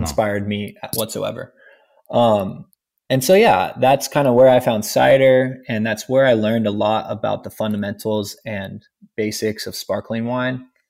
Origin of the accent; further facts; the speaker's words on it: Rancho Cucamonga, California, United States; I grew up in Ranch Cucamonga